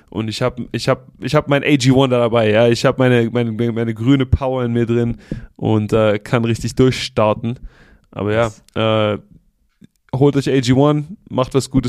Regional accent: Stuttgart, Baden-Württemberg, Germany; ich bin äh, aus dem Stuttgarter Raum, ja, ihr wisst, wie wir mit Geld sind.

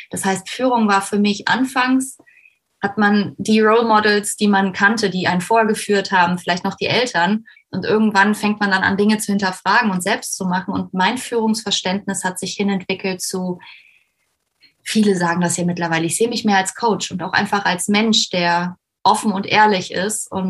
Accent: Koblenz, Rhineland-Palatinate, Germany; ich bin 31, ich komme aus Koblenz

